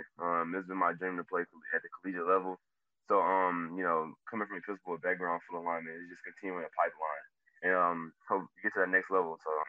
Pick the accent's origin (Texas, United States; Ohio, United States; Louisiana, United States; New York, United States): Texas, United States; Houston; They all from my hometown, Houston.